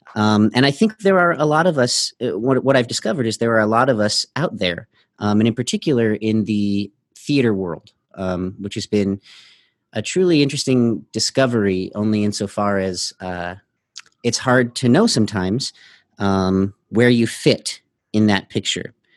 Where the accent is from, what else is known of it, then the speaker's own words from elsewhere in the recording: Denver, Colorado, United States; I am from Denver, Colorado